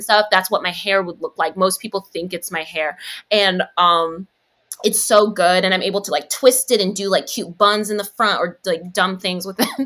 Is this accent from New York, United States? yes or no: yes; New York City, New York, United States; I'm from the Bronx